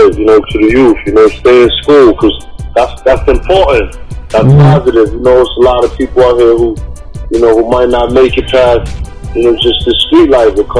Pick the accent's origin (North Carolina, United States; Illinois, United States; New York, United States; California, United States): New York, United States; New York City; I'm from Harlem